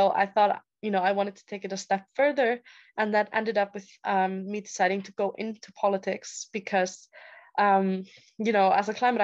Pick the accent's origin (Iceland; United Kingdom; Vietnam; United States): Iceland; moved away as an adult; I am born and raised in Iceland from a little town there.